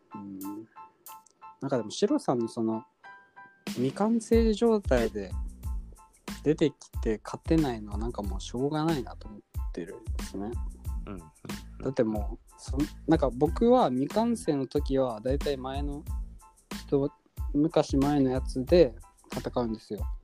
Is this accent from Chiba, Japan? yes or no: no; Hokkaido, Japan; なんか田舎すごい田舎なんで僕も